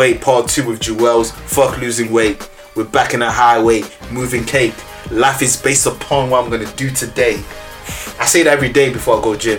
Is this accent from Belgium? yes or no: yes; Liège, Wallonia, Belgium; moved away; I was born in Liège, man.